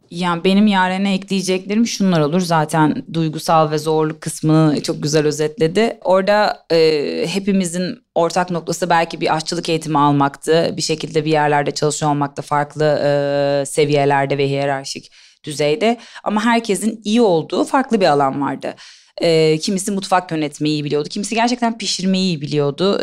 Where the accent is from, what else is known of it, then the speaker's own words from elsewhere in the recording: İzmir, Turkey; moved away as an adult; also born or lived in Istanbul; Ben İzmirliyim. İstanbul'a e, siyaset bilimi ve uluslararası ilişkiler okumak için geldim